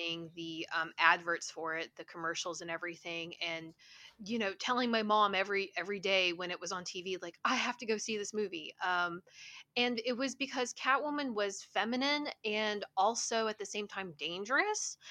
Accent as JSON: {"language": "English", "town": "Huntington", "region": "West Virginia", "country": "United States", "tie": "born or raised there", "moved": "as an adult", "lives_now": "Toronto, Canada", "said": "I'm from Huntington, West Virginia. It is a college town that's located at the very bottom of Ohio. Um, I was born and raised there, and um, I lived there until I was about 30."}